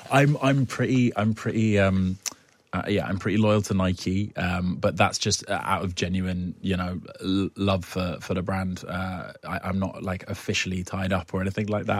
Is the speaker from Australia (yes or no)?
no; United Kingdom; I'm too British